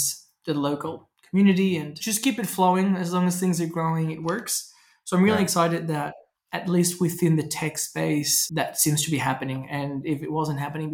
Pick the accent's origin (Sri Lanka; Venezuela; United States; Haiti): Venezuela; moved away; I grew up in Venezuela